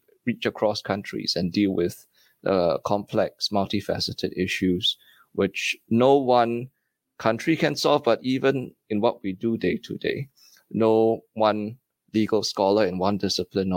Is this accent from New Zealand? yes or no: no; Singapore; moved away as an adult; also born or lived in Stockholm, Sweden; now in United States; as a Singaporean in Sweden